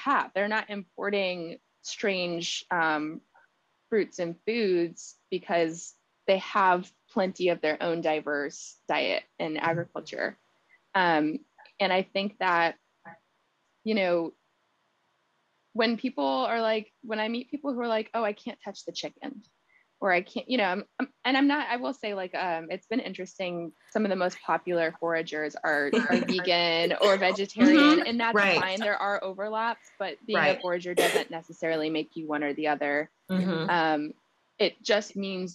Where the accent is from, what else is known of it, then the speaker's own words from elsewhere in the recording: San Antonio, Texas, United States; That's my hometown as well